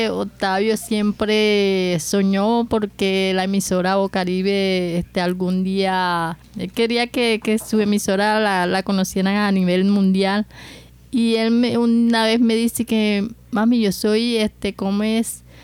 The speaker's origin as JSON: {"language": "Spanish", "town": "Medellín", "region": "Antioquia", "country": "Colombia", "said": "Cuando llegamos acá, porque nosotros venimos de la ciudad de Medellín, cuando llegamos acá me encontré con las calles que estaban bastante polvorientas."}